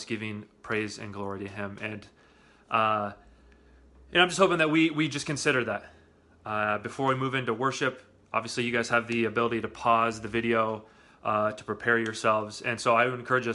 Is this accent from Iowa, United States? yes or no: yes; Iowa, United States; moved away; I grew up in flatland in Iowa